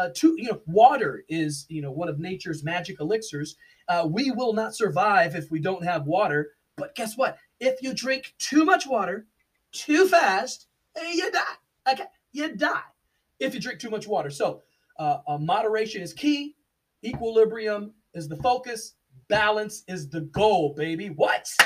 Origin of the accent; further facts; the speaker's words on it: Washington, District of Columbia, United States; also born or lived in Alexandria, Virginia / Maryland; I am from Washington D.C. I was born in Alexandria, Virginia. I spent much of my time in the Washington DC metro area. We call it the DMV. It's the District of Columbia, Maryland, and Virginia.